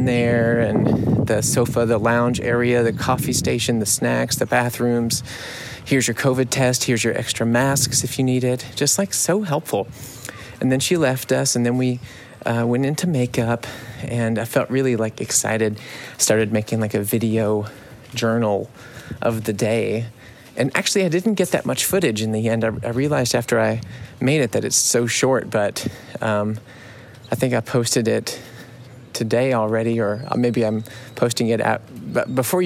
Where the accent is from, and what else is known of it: United States; now in Munich, Germany